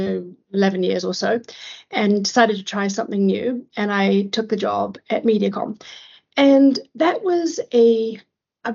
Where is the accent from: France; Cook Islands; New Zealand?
New Zealand; moved away as an adult; also born or lived in London / Asia; I'm from New Zealand